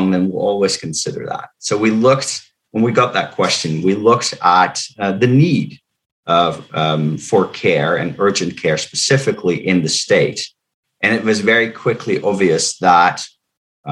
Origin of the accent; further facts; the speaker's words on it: Netherlands; English is a second language; moved away as an adult; now in Cumberland, United States; I'm not from the United States. I was born in the Netherlands, but I moved here almost 20 years ago